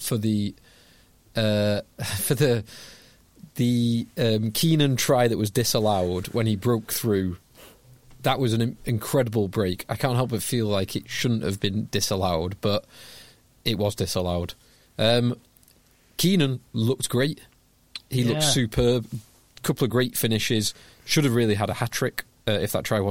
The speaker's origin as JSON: {"language": "English", "region": "England", "country": "United Kingdom", "said": "as an Englishman"}